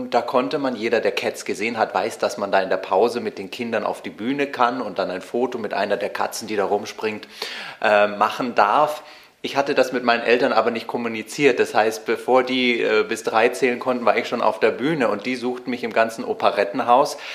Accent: Munich, Bavaria, Germany; born there; Also ich bin ein waschechtes Münchner Kindl, geboren am 8. Januar.

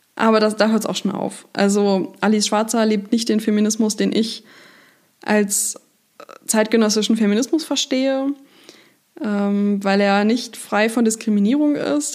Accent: Hanover, Lower Saxony, Germany; moved away; in meiner Heimatstadt, ähm, in der ich jetzt auch wieder lebe

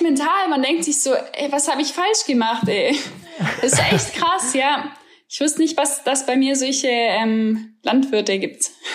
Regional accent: Germany; als Deutsche

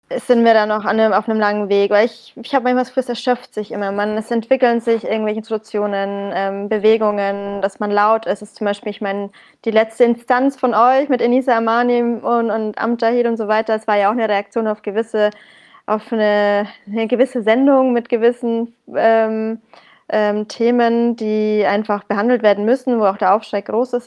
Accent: Bamberg, Bavaria, Germany; moved away as an adult; now in Berlin, Germany; in meiner Heimatstadt Bamberg

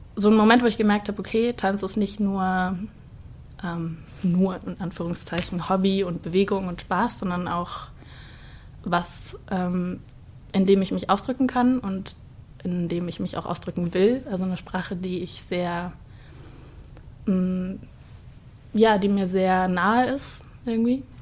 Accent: Starnberg, Bavaria, Germany; moved away as an adult; now in Cologne, Germany; Ich komme aus Starnberg und lebe jetzt in Köln seit eineinhalb Jahren

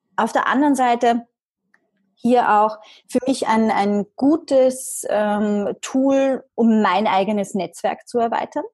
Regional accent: Vienna, Austria; komme aus Österreich, gebürtige Wienerin.

